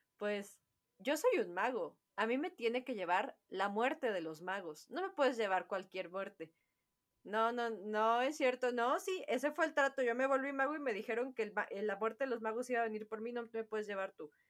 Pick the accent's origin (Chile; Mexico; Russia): Mexico